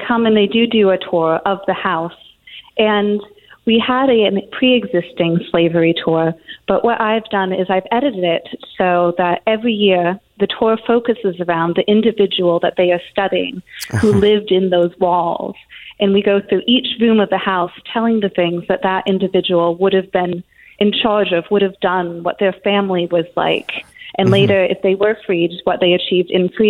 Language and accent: English; Madison, Connecticut, United States; I grew up in Madison, Connecticut